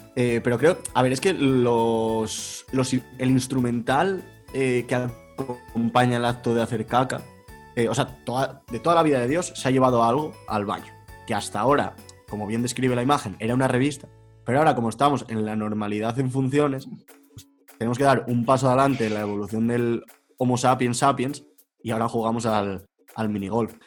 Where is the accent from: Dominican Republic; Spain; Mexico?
Spain; Extremadura; yo sigo aberronchado, aferrado a, mi tierra, a mi cobijo, a mi madriguera